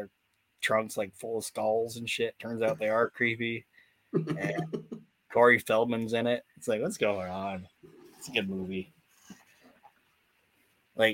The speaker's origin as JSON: {"language": "English", "country": "Netherlands", "said": "I'm from Holland."}